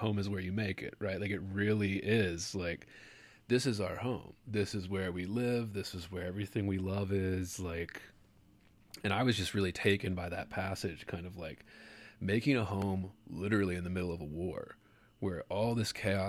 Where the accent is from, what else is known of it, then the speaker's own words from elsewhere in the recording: Baltimore, Maryland, United States; now in Las Vegas, United States; but I grew up in Baltimore, and I moved to Louisiana for grad school, and now I live in Vegas out here in the desert